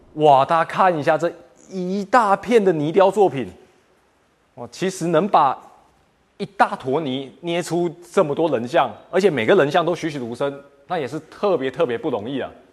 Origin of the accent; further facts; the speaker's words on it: Taiwan; now in Guangzhou, China; 我是来自广州的台湾青年